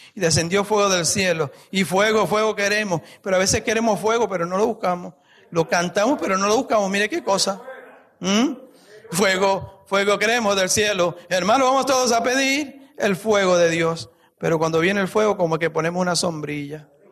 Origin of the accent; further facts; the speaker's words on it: Guayanilla, Puerto Rico; moved away; en mi país, mi pueblo en Puerto Rico se llama Guayanilla, cerca de una ciudad que se llama Ponce.